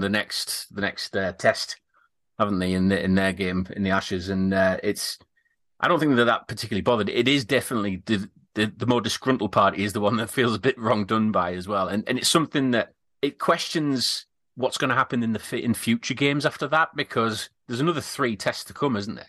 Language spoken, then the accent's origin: English; United Kingdom; we're a bit more reserved with things like that, with it being British